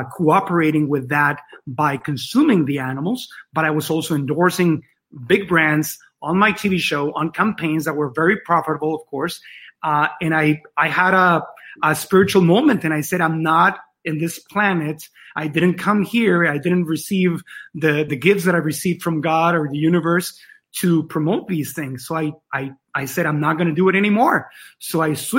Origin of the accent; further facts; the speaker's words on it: Tijuana, Baja California, Mexico; English is a second language; I was born and raised in Tijuana, next to the border of San Diego, obviously.